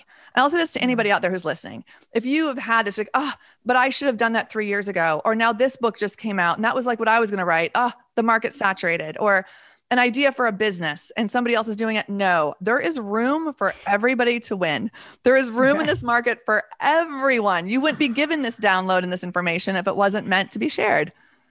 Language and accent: English; Texas, United States; I've never met anybody from Idaho, which is not, that's kind of unusual considering I'm also partially from Texas.